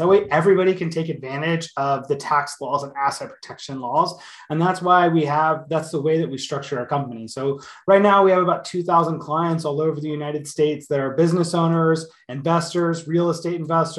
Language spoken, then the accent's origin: English; Canada; Yeah, so as a Canadian and anybody that's in Canada that wants to protect themselves